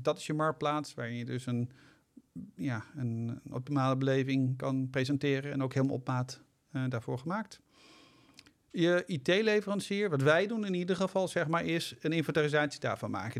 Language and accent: Dutch; Netherlands; we zijn zeker als Nederlander